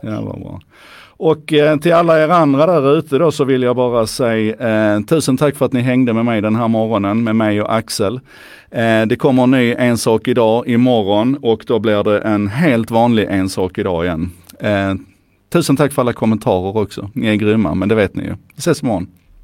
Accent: Skåne, Sweden; för mig som skåning

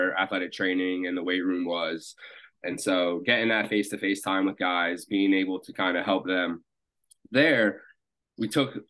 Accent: Wilmington, Delaware, United States; now in Philadelphia, United States; I'm originally from Wilmington, Delaware, born and raised

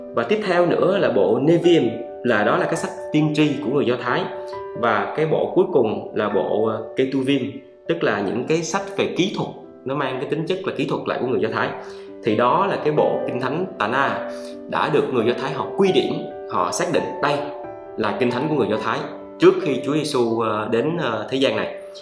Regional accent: Vietnam; tôi sinh ra tôi là người việt nam

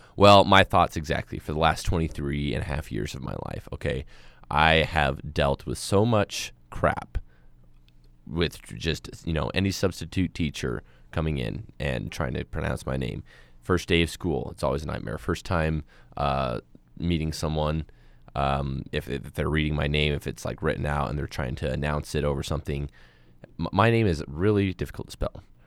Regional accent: Moab, Utah, United States; I was born and raised in Moab, and I'm a desert rat

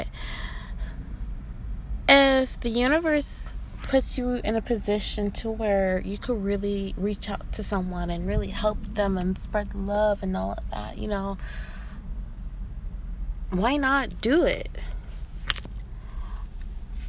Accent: Inglewood, California, United States; I'm from Inglewood. I'm like from where he's from

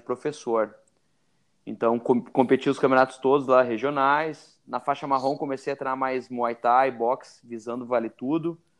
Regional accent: Rio Grande do Sul, Brazil; eu sou do Rio Grande do Sul, não sei se deu para para ver pelo sotaque.

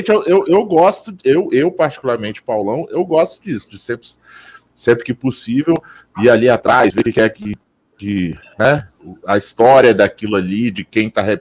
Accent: Brasília, Federal District, Brazil; Eu sou de Brasília e defendo as cervejas locais aqui

